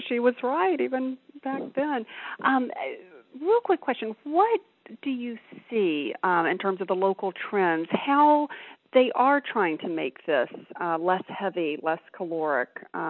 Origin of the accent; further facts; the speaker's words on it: Alabama, United States; I grew up in the South as well in Alabama